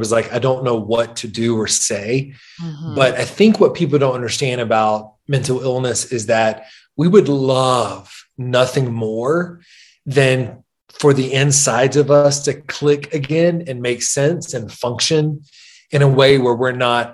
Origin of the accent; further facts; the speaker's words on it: Wetumpka, Alabama, United States; It's a small town called Wetumpka. It's outside of Montgomery